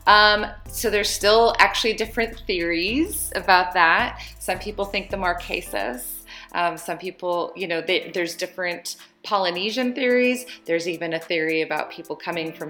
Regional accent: California, United States; moved away as an adult; also born or lived in Africa; now in Hawaii, United States; I'm originally from California, but Hawaii is where I call home now.

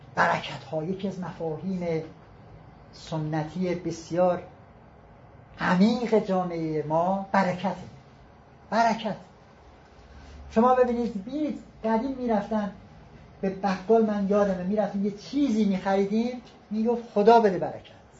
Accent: Iran; به عنوان یک ایرانی کوچیک

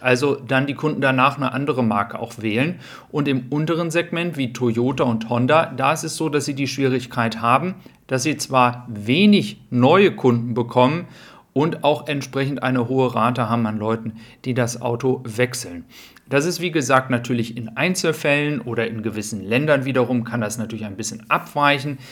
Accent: Germany; wir als Deutsche

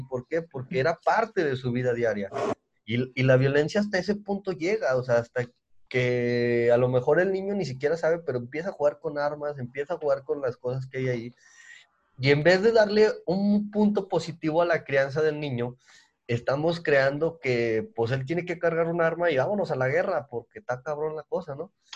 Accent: Mexico; Nosotros somos de México

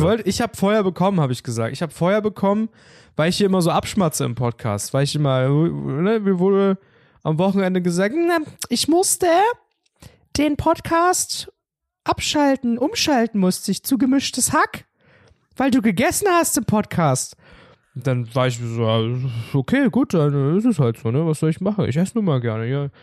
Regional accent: Germany; bei uns in Sachsendorf

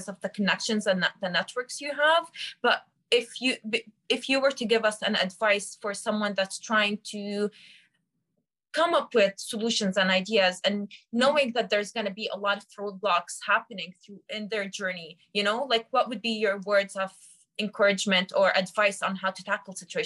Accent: Lebanon; So I come from a country, I come from Lebanon

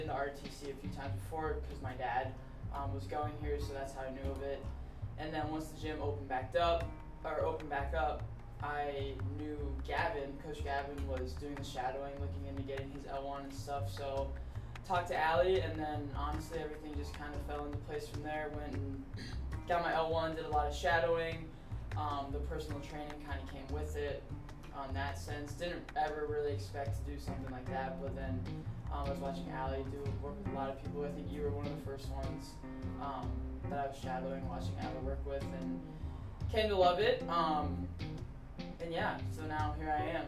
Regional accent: Canton, Ohio, United States; also born or lived in Dayton, Ohio / Saginaw, Michigan; I was born and raised here in the Canton, North Canton area.

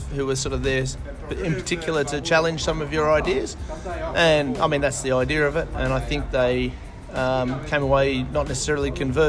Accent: Australia; I'm stuck with just being bogan Aussie

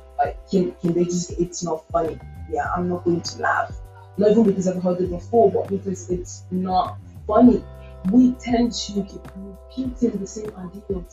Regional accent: Nigeria; as a Nigerian

